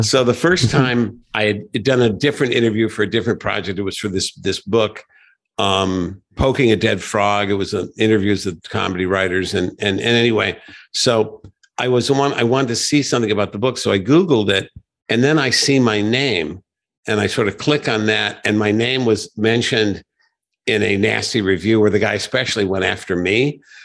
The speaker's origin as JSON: {"language": "English", "town": "Joliet", "region": "Illinois", "country": "United States", "tie": "born or raised there", "said": "i grew up in Joliet"}